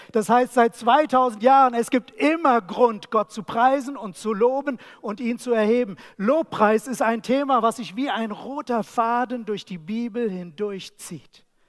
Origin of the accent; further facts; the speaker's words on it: Germany; Wir als Deutsche